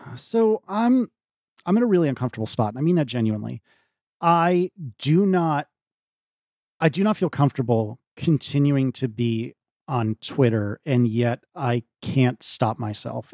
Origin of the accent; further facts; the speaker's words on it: United States; as an American